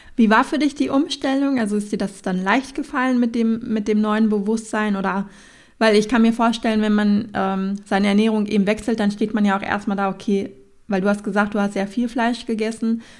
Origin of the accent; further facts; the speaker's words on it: Sauerland, North Rhine-Westphalia, Germany; komme ich ja auch aus dem Sauerland